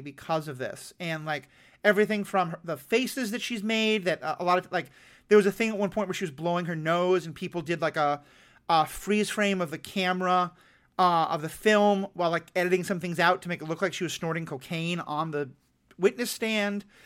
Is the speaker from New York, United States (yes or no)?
yes; New York City, New York, United States; I grew up in New York City in a Jewish household